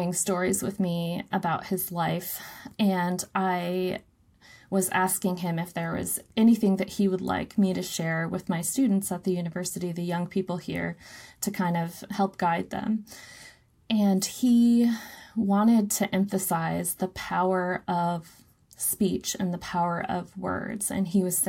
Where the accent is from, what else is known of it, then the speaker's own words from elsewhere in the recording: Anaktuvik Pass, Alaska, United States; also born or lived in Utqiagvik (Barrow), Alaska; I'm Anupiaq. I am from Anaktuvik Pass, which is in the Brooks Range